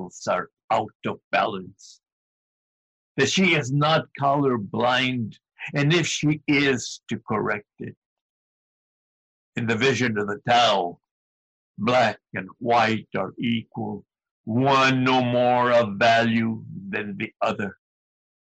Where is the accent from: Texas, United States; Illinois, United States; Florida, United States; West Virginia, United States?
Texas, United States; El Paso; also born or lived in Ciudad Juárez, Chihuahua, Mexico; now in Berkeley, United States; I was born and raised in El Paso, Texas, Juarez, Chihuahua, Twin City